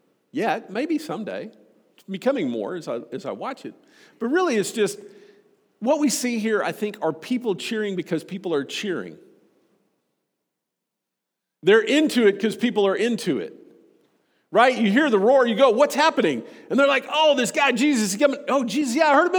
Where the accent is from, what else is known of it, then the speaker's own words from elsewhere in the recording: Austin, Texas, United States; moved away; growing up in Austin, Texas